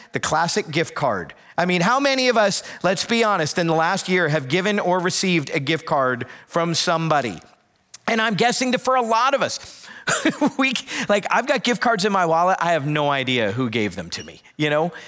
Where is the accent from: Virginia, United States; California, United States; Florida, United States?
Florida, United States; South; moved away; I grew up in South Florida